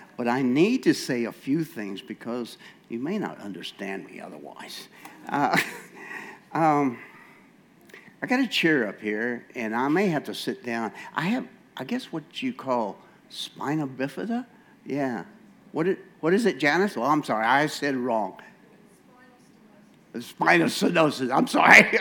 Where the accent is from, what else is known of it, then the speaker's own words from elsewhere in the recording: United States; moved away as an adult; I'm from America, and very American, I'm sorry. I've been here 30 years, but I'm just very American